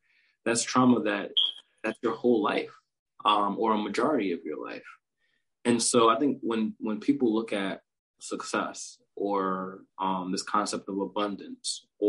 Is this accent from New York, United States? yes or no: yes; New York, United States; when I was growing up in New York